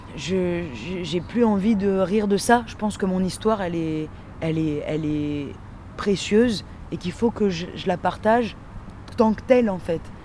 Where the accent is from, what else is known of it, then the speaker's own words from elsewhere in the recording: Dunkirk, Hauts-de-France, France; je viens de Dunkerque